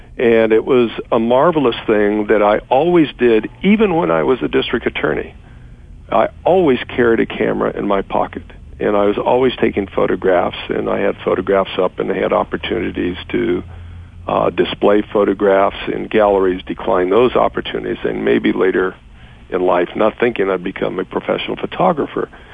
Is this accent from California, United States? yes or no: yes; Los Angeles, California, United States; born and raised in Los Angeles, my father was an immigrant from Mexico, grew up in South Central Los Angeles